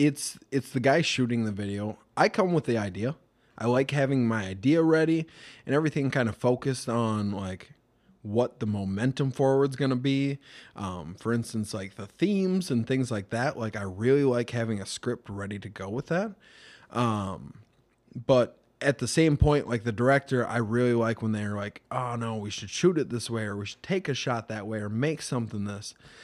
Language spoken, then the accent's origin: English; Mankato, Minnesota, United States; We're some kids from Mankato doing our best thing that we can to make something bigger.